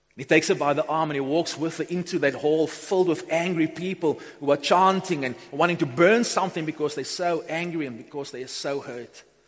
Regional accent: Upington, Northern Cape, South Africa; also born or lived in Beaufort West; I grew up in Upington in the early 90s. Well, I went to high school in Upington, came from Beaufort West to Upington

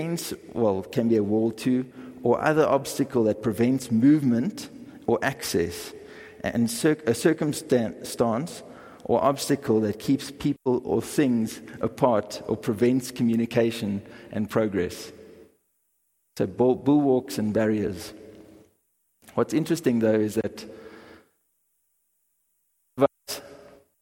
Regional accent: Bellville, Western Cape, South Africa; also born or lived in Kraaifontein; I grew up in Bellville, in Cape Town.

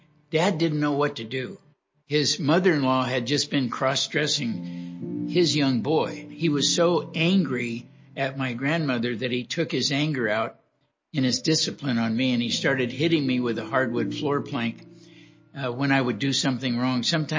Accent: Los Angeles, California, United States; I was born and raised in Los Angeles, California. You know, my upbringing was pretty much a typical California upbringing in Los Angeles in the early 40s.

